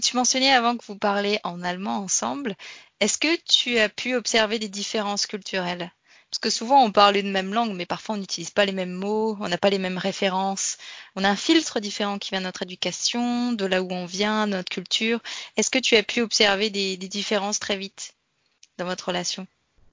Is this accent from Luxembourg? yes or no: no; France; j'ai grandi en France